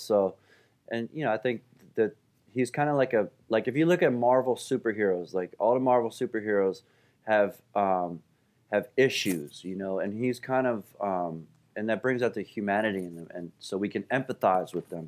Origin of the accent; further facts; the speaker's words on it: Philadelphia, Pennsylvania, United States; also born or lived in Saratoga Springs, New York; I grew up in Center City, downtown on, you know, Second and Pine and, um, right by South Street